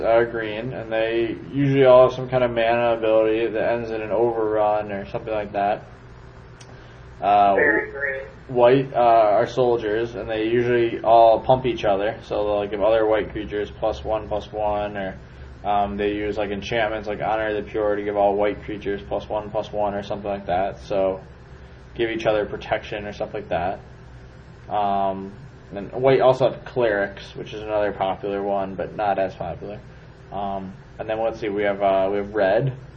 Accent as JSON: {"language": "English", "town": "Chicago", "region": "Illinois", "country": "United States", "said": "I'm from Chicago."}